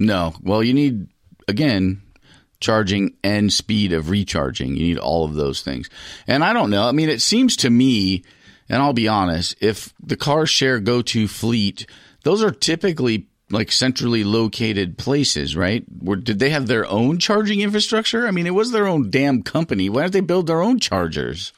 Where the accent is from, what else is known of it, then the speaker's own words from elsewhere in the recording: United States; I'm from America.